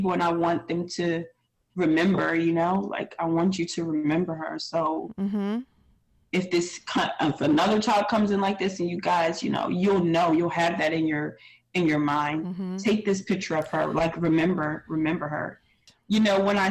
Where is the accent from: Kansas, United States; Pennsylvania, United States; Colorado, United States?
Pennsylvania, United States; moved away; we're from originally from Pennsylvania